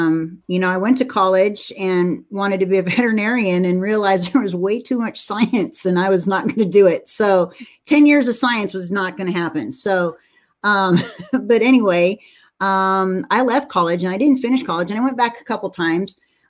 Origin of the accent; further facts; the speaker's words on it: San Jose, California, United States; I'm a California girl and I grew up in San Jose